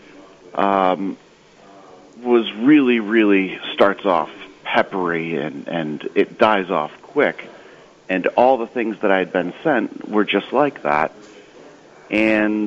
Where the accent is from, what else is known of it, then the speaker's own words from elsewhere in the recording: Nashua, New Hampshire, United States; I'm from Nashua, New Hampshire, just north of Boston.